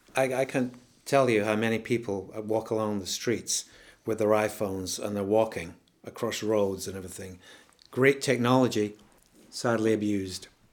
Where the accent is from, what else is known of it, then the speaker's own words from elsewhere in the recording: Scotland, United Kingdom; I'm Scottish